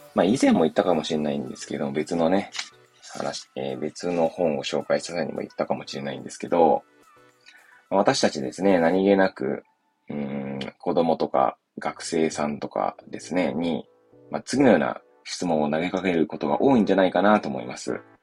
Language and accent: Japanese; Hachioji, Tokyo, Japan; moved away as an adult; now in Kamaishi, Japan; 私の実家の八王子とかに